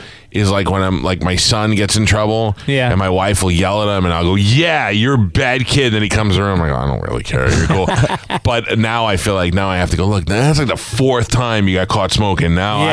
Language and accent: English; New York City, New York, United States; born or raised there